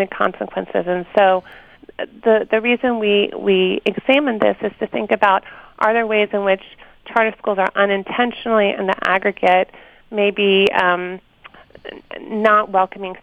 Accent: the South, United States; now in Pennsylvania, United States; I grew up in the South where there was the legacy of forced segregation

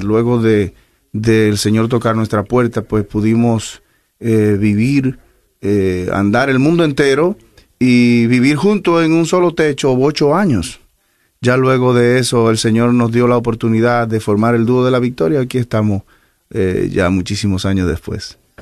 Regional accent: Cotuí, Sánchez Ramírez, Dominican Republic; moved away; somos de la República Dominicana

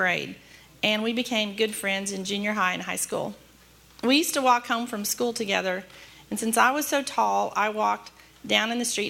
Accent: Dallas, Texas, United States; I was born in Dallas 2 months early

